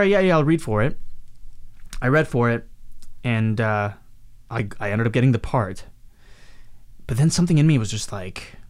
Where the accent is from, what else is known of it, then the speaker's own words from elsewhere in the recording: Canada; also born or lived in Mumbai, India / Hyderabad, India / Calgary, Alberta / Montreal, Quebec; now in Vancouver, Canada; I grew up in Canada pretty much